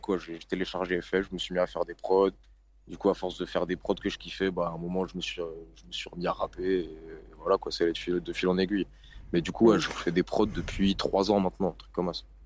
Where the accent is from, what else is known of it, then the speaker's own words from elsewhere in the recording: Lille, Hauts-de-France, France; 24 ans, rappeur indépendant, Lille, depuis que je suis petit